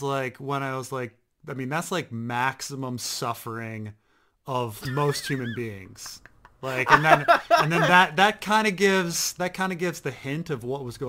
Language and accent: English; Baltimore, Maryland, United States; I grew up in Baltimore. Every single person in Baltimore and the Baltimore area has seen The Wire